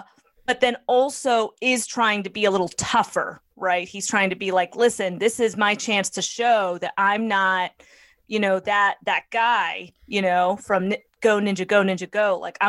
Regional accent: Lawrence, Massachusetts, United States; also born or lived in Amesbury; You know, I grew up in two worlds. I grew up in Lawrence, and I grew up in, you know, sort of Amesbury

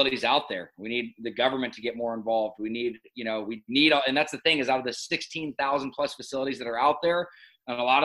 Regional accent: Laguna Beach, California, United States; also born or lived in Los Angeles, California; born and raised in Newport at Hogue Hospital, and then grew up in Laguna Beach, California.

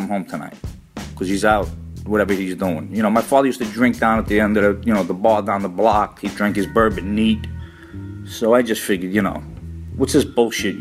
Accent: New York City, New York, United States; I'm an Italian American growing up in Brooklyn, Bensonhurst

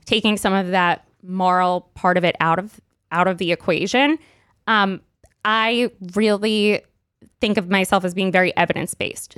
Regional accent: New York City, New York, United States; I grew up in Brooklyn

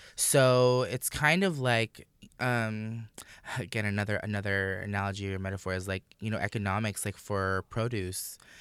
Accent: Orlando, Florida, United States; I grew up in Orlando

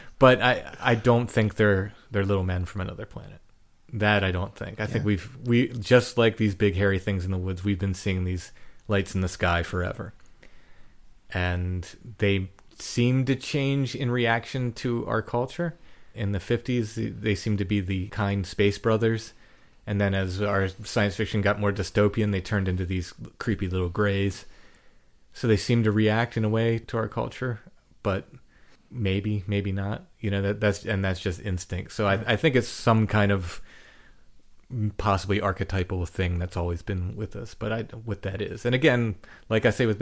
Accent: northern Maryland, United States; The farm I grew up on in Maryland, northern Maryland.

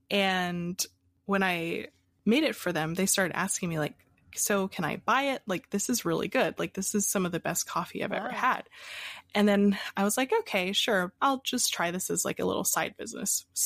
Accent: Pennsylvania, United States; also born or lived in Hawaii; Uh, so, I was born in Hawaii and uh, I moved around a lot as a kid. And finally, we ended up in Pennsylvania.

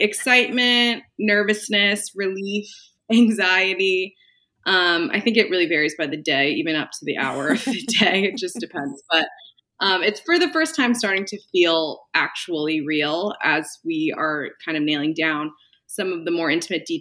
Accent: California, United States; moved away as an adult; also born or lived in New York City; I originally am from California

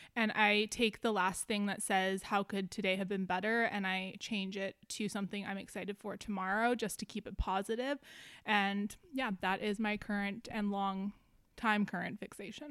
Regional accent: Canada; also born or lived in Vancouver; being Canadian

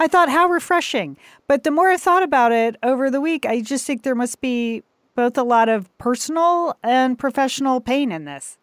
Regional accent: United States; I'm an American

